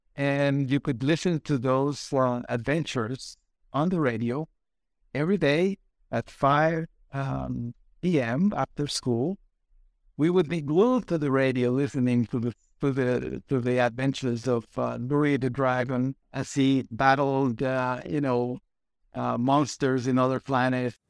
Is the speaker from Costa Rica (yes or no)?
yes; Costa Rica; English is a second language; moved away as an adult; also born or lived in United States; I went to work at the National Bank of Costa Rica.